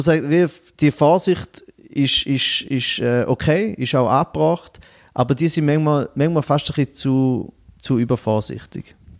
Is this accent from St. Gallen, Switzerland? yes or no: yes; Goldach, St. Gallen, Switzerland; now in Bern, Switzerland; ich komme aus Goldach ursprünglich am Bodensee, aus äh, Kanton St. Gallen, wohne jetzt aber zu Bern